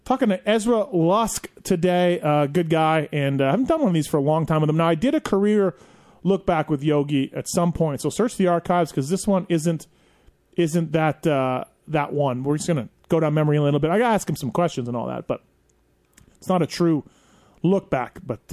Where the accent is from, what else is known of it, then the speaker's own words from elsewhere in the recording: Canada; I'm Canadian